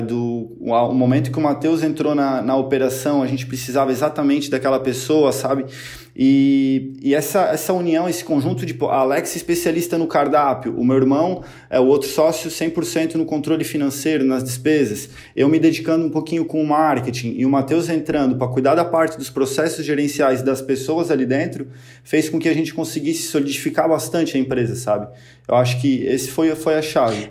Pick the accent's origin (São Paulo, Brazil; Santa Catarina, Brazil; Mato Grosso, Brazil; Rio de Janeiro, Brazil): Santa Catarina, Brazil; Blumenau; Sou aqui de Blumenau, Santa Catarina